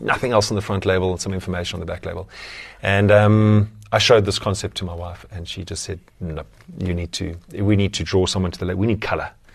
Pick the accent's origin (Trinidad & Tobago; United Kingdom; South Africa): South Africa; Somerset West, Western Cape; I grew up in Somerset West, so not on the beach, but very close to Strand